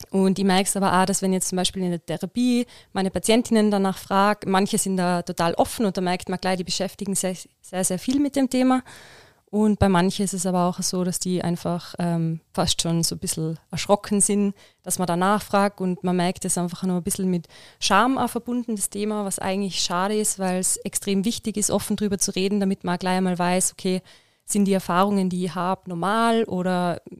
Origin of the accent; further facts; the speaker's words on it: Innsbruck, Tyrol, Austria; Ähm, also ich bin aus Innsbruck. Ich habe in Innsbruck Physiotherapie studiert